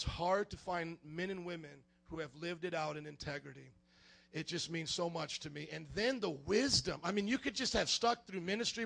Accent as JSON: {"language": "English", "town": "Fort Wayne", "region": "Indiana", "country": "United States", "tie": "born or raised there", "moved": "yes", "said": "I grew up in Fort Wayne, Indiana with my parents"}